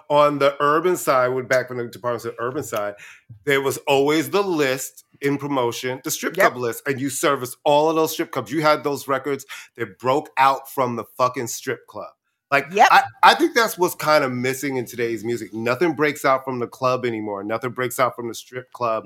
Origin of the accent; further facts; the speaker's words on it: New York City, New York, United States; also born or lived in Brooklyn; I was born in Brooklyn, and then we moved to Queens right before I was in the first